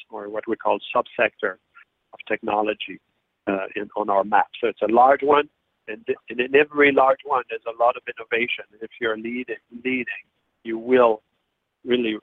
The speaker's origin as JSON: {"language": "English", "country": "Canada", "said": "I'm Canadian"}